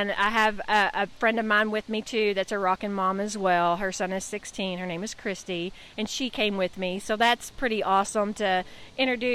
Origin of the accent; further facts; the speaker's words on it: Owensboro, Kentucky, United States; I'm from Owensboro, Kentucky.